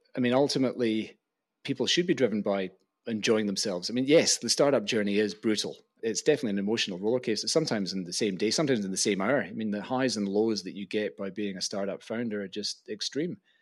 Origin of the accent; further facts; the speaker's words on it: Glasgow, Scotland, United Kingdom; moved away as an adult; also born or lived in Oxford; I loved growing up in Glasgow